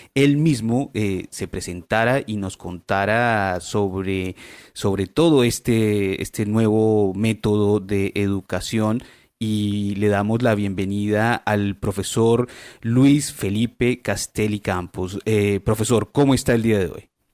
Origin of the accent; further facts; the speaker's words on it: Colombia; now in Chile; yo soy colombiano